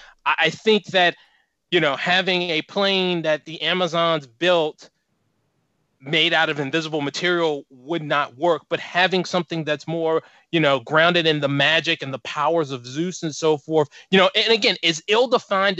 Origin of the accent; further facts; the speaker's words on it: Virginia, United States; I'm from Virginia